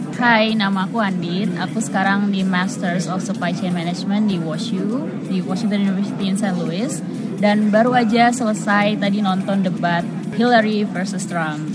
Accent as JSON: {"language": "Indonesian", "region": "Jakarta", "country": "Indonesia", "moved": "yes", "said": "aku dari Jakarta Indonesia"}